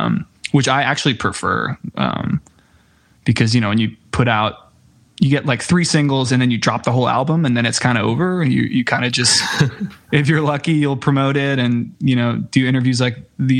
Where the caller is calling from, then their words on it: Brooklyn, New York, United States; I'm located in Brooklyn, New York.